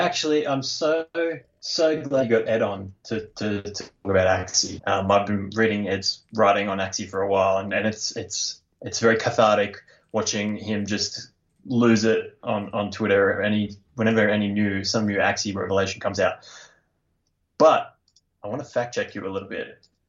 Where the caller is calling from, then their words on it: Australia; G'day, Matt. … from Australia.